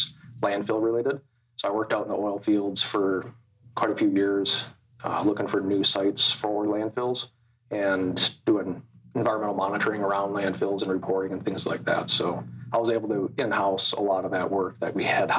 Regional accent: Alexandria, Minnesota, United States; also born or lived in Fargo / Utah; So I grew up in Alexandria, Minnesota

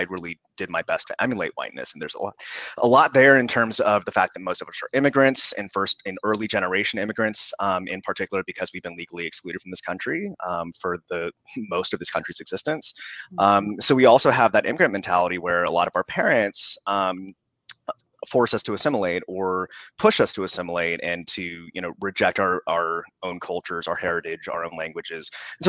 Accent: United States; I can definitely speak to that from my own experience growing up, of not wanting to be seen as associated with the other Asians in school. Mm-hmm. Because I'm one of you. I'm an American.

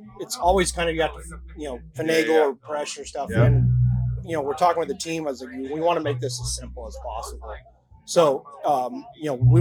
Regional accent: Yuma, Arizona, United States; we manufacture right in my hometown, actually down in Yuma, Arizona

